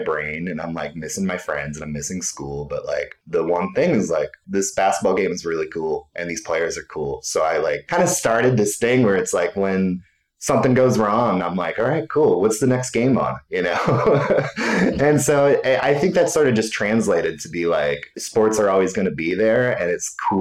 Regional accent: Big Rapids, Michigan, United States; now in Chicago, United States; growing up in Michigan

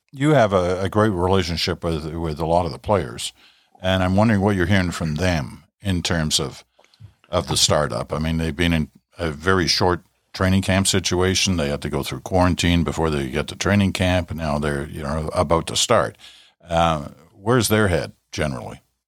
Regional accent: Canada; I'm a Canadian kid

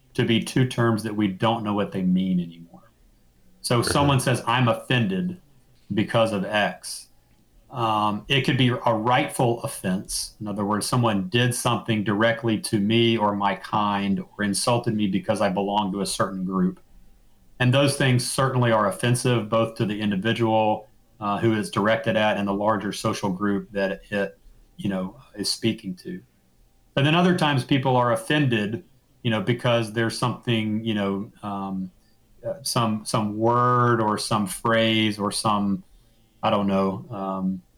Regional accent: Mobile, Alabama, United States; I grew up in Mobile, Alabama.

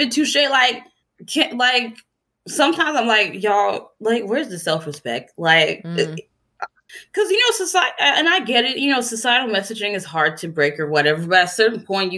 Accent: Tennessee, United States; moved away as an adult; also born or lived in Chicago; I'm from Tennessee, obviously the goal for them was for me to either go to the University of Tennessee

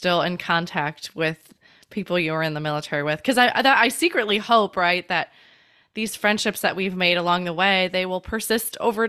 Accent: Elgin, Illinois, United States; I grew up in Elgin

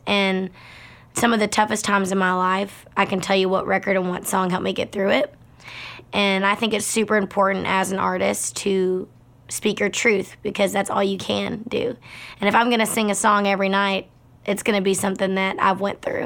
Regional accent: Baytown, Texas, United States; I grew up in Baytown, Texas, which is outside of Houston

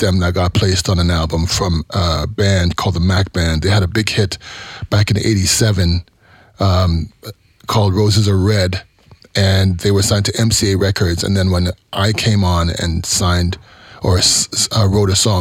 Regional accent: Toronto, Ontario, Canada; I was born and raised here in Toronto to Jamaican parents

